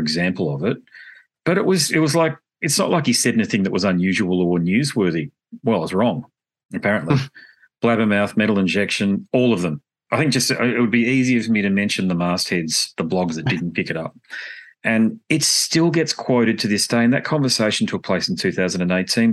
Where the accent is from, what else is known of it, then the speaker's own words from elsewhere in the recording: Australia; I'm about as Australian as you get